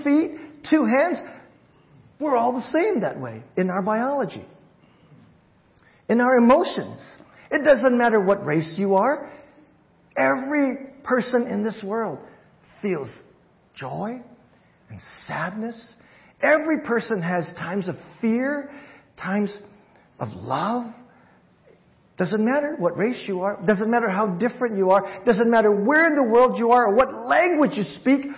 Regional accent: Hawaii, United States; moved away; I'm Chinese, but I grew up in Hawaii

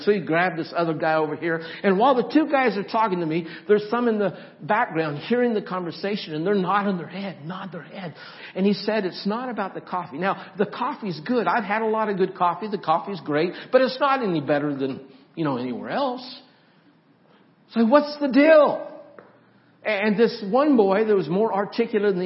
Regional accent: Nampa, Idaho, United States; moved away; This is Nampa. I grew up in Nampa.

